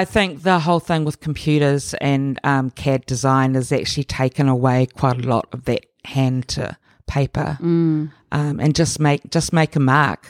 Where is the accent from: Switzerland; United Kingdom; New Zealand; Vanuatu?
New Zealand; Auckland; born there; I was born here in Auckland, in West Auckland.